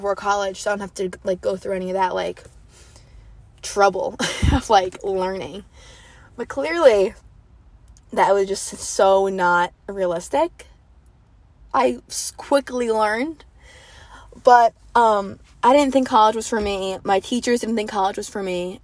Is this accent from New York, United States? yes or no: yes; Wantagh, New York, United States; moved away as an adult; now in Charleston, United States; I come from a small town, so I guess like they call my town, like, I'm from Wantagh, the Wantagh bubble